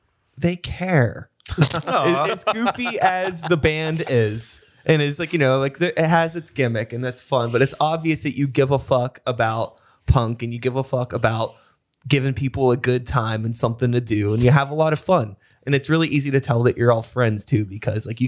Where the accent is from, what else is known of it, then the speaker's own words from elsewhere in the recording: Wilkinsburg, Pennsylvania, United States; also born or lived in Pittsburgh; I grew up in Wilkinsburg